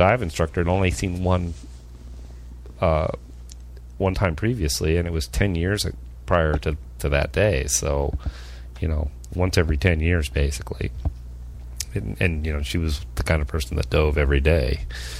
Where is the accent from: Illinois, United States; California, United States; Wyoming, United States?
California, United States; I grew up in California